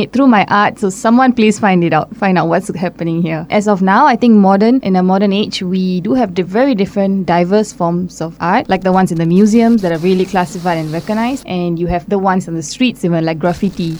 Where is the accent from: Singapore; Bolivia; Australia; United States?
Singapore; moved away as an adult; now in Hungary; I'm from Singapore